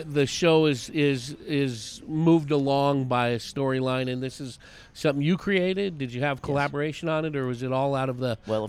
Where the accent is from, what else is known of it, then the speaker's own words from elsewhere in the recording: San Francisco Bay Area, East Bay, California, United States; I grew up in the San Francisco Bay Area in the East Bay.